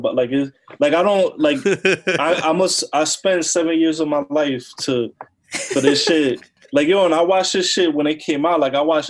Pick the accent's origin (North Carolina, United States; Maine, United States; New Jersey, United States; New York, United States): New Jersey, United States; I'm from Jersey, so it's, like, I grew up around people like that.